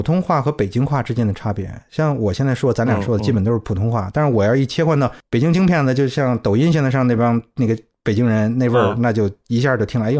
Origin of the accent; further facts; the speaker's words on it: South East England, United Kingdom; accent: South East England; also born or lived in Cardiff; 其他的时候都是在 Kent，就是这个这个东南部区域。所以我觉得我的口音基本一直是沿袭着那个东南部的口音，就是一种比较 neutral，比较还算还算。比较那个舒服的一个口音吧，